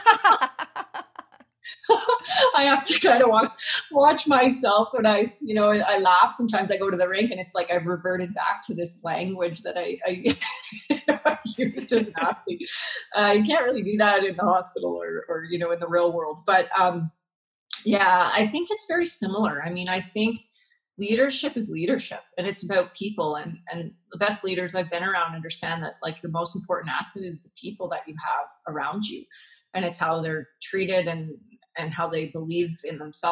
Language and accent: English; Canada; I'm Canadian